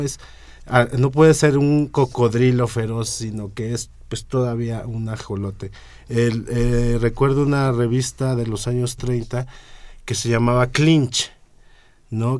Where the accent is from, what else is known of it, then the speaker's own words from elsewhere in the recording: Mexico; aquí en México